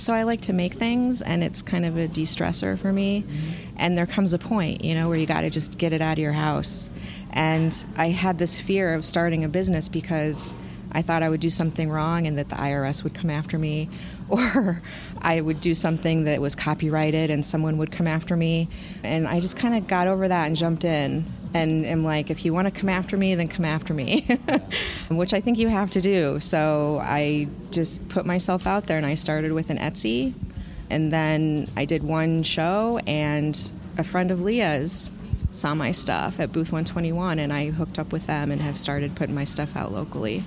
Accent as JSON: {"language": "English", "town": "Madison", "region": "Wisconsin", "country": "United States", "tie": "born or raised there", "said": "I'm from here. Uh, grew up in Madison my whole life"}